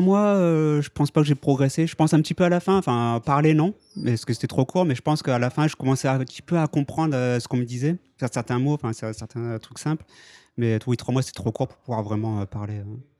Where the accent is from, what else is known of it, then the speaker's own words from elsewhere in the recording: France; moved away as an adult; now in Japan; je suis français, donc, et je vis au Japon depuis 12 ans maintenant.